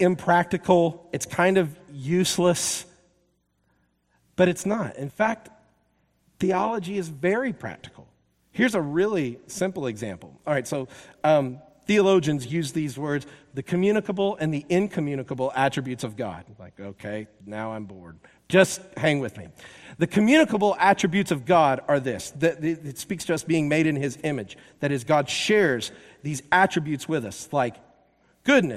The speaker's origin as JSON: {"language": "English", "region": "the South", "country": "United States", "moved": "yes", "lives_now": "Seattle, United States", "said": "I am from the South"}